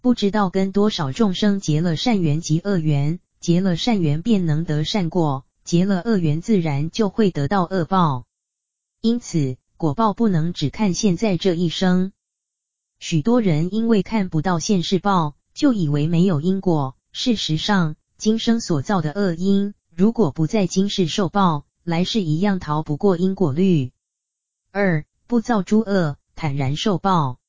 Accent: China; 我们中国人常说“自助而人助，人助而天助”

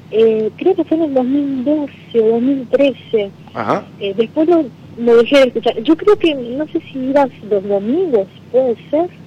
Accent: Rosario, Santa Fe, Argentina; now in Florida, United States; Eh, soy de Rosario, pero vivo afuera.

